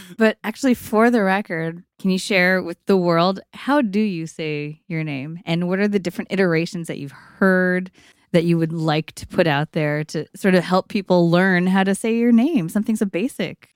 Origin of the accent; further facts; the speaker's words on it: East Bay, California, United States; I also grew up in East Bay.